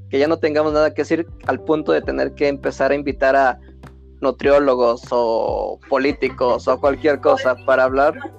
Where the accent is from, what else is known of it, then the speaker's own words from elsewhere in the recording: Mexico; nosotros somos mexicanos